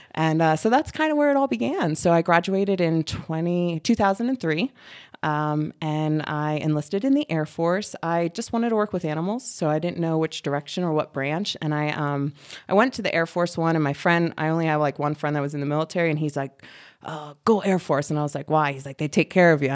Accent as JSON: {"language": "English", "town": "Reading", "region": "Pennsylvania", "country": "United States", "tie": "born or raised there", "said": "I grew up in Reading, Pennsylvania, so I'm from the East Coast"}